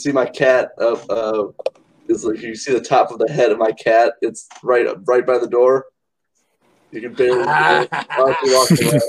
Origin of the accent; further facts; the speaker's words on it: Indiana, United States; As you said, I'm from the Indiana Midwest.